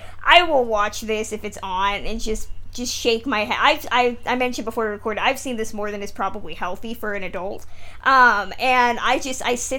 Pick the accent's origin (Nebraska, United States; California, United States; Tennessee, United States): California, United States; I'm from California